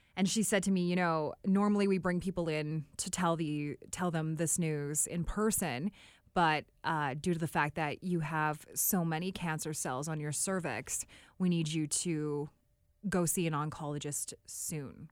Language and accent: English; Drayton Valley, Alberta, Canada; moved away as an adult; also born or lived in Calgary, Alberta / Whitehorse, Yukon; I am from a very small town outside of Edmonton, Alberta. It's called Drayton Valley.